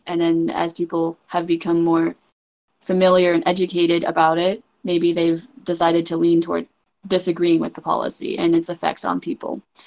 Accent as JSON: {"language": "English", "country": "United States", "tie": "born or raised there", "also_born_or_lived": "China", "said": "my experience being raised in America"}